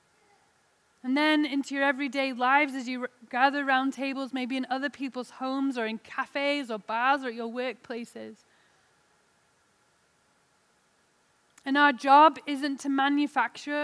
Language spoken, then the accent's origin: English; England, United Kingdom; now in Salt Lake City, United States; I'm an English lady in Salt Lake City